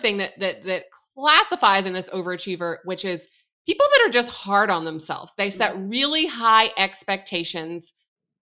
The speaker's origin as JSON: {"language": "English", "region": "the South", "country": "United States", "said": "I'm a girl from the South."}